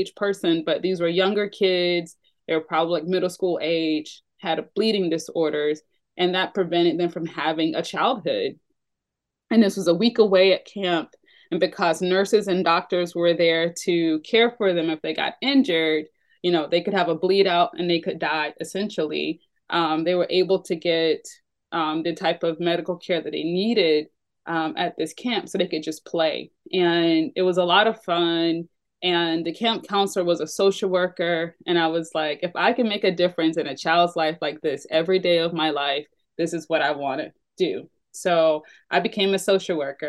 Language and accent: English; Atlanta, Georgia, United States; I'm born and raised here in the South, and my family has lived here for generations